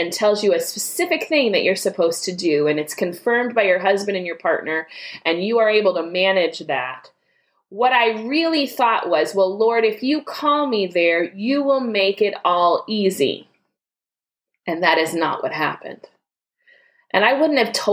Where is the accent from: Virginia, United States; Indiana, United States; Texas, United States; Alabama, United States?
Texas, United States; moved away as an adult; also born or lived in Port Arthur, Texas; now in Muskegon, United States; I am from Texas